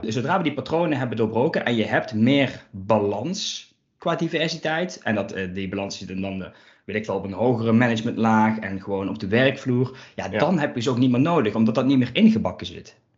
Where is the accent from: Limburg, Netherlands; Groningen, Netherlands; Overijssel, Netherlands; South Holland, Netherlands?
Limburg, Netherlands; accent: Limburg; als je mij dan hoort, dan is het wel meteen de vraag: zo, waar uit Limburg kom je vandaan